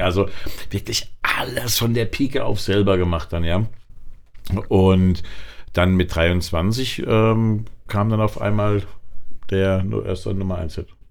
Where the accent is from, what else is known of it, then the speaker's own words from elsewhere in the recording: Aschaffenburg, Bavaria, Germany; moved away as an adult; now in Frankfurt, Germany; Fühle mich auch als Frankfurter, aber gebürtig bin ich Unterfranke in Aschaffenburg